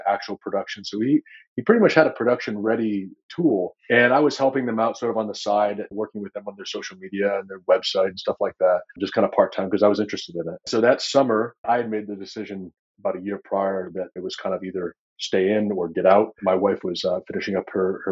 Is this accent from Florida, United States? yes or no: no; Vermont, United States; I grew up in the woods of Vermont